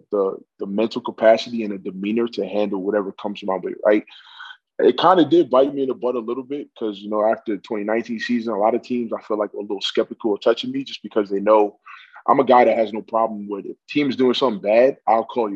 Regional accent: New York City, New York, United States; moved away as an adult; now in Canada; I'm from New York City, so I grew up in a place where people are not scared to tell you about themselves

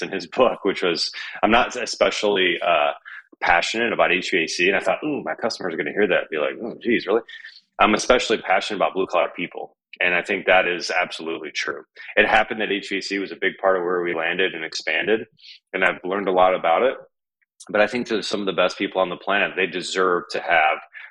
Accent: Michigan, United States; growing up in Michigan

